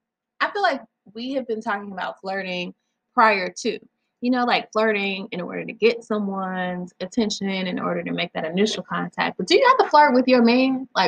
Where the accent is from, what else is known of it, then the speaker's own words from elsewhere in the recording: the South, United States; I'm from the South.